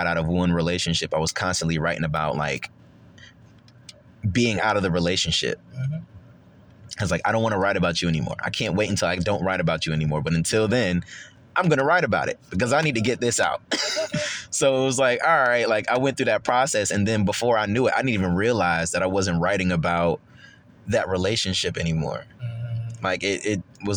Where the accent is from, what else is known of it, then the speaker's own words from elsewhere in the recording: Rochester, New York, United States; now in Charlotte, United States; my hometown in Rochester, New York